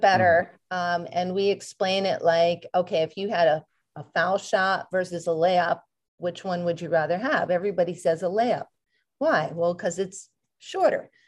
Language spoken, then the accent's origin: English; Connecticut, United States; moved away; where I grew up in Connecticut